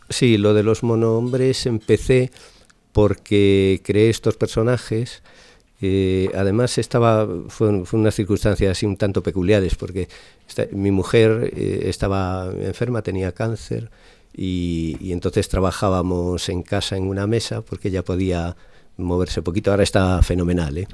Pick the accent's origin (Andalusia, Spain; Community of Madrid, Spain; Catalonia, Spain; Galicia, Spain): Galicia, Spain; Lalín; moved away as an adult; now in Zaragoza, Spain; Yo soy gallego. Nací en, en Lalín, pero llevo ahora viviendo pues más de 25 años en Zaragoza.